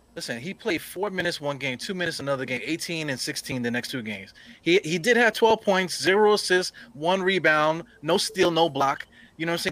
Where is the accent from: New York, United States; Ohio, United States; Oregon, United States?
New York, United States; we're from New York